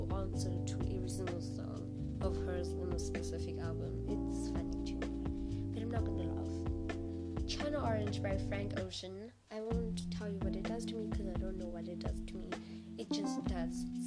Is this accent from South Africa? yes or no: yes; South Africa; I was born in South Africa